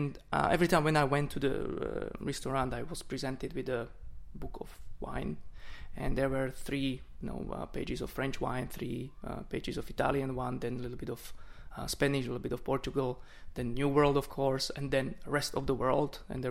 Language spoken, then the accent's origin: English; Slovakia; born there; English is a second language; I was born in Slovakia, in a family which both parts from mother side and father side were working and then making wines.